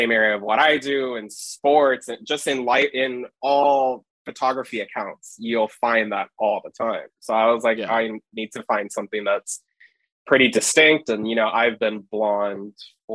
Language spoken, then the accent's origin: English; Hawaii, United States; I'm born and raised in Hawaii, lived my whole life in Hawaii, my family's from Hawaii